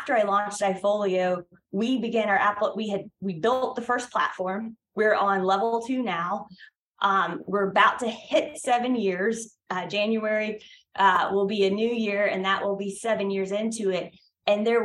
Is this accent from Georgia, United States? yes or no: yes; Brunswick, Georgia, United States; I am from Brunswick, Georgia. And I don't know if any of the listeners have been to Brunswick, Georgia, but it is small. I'm a native Georgian